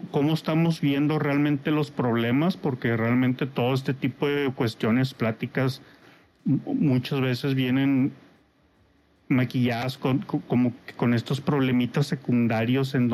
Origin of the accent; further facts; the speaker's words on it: Mexico; Soy de México.